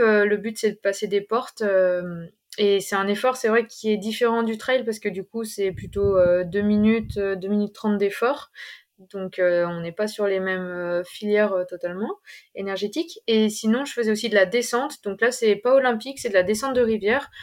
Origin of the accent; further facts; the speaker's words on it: Ain, Auvergne-Rhône-Alpes, France; now in Grenoble, France; je suis originaire de l'Ain, euh, plus précisément euh, en Brunet